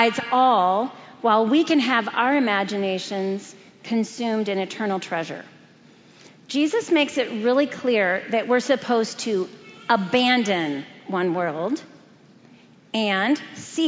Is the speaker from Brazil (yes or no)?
yes; Brazil; moved away; Growing up in Brazil, I was aware of the principalities of darkness that contend for that country.